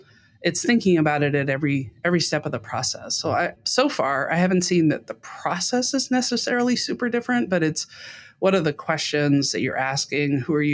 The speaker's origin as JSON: {"language": "English", "region": "Brussels", "country": "Belgium", "tie": "born or raised there", "also_born_or_lived": "London, United Kingdom", "said": "So mostly in Europe. I was in the second half of my dad's career. So I was, you know, how was I growing up? Well, I was the kid brought along for the trip. But yeah, in Brussels and then in London."}